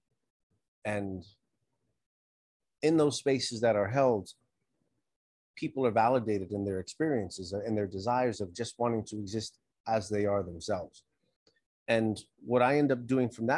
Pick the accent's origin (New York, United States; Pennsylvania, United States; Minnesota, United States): New York, United States; New York City; I grew up here in New York. I left. I joined the military. I traveled the country a little bit. And then I came back about 20 years ago. I was raised here.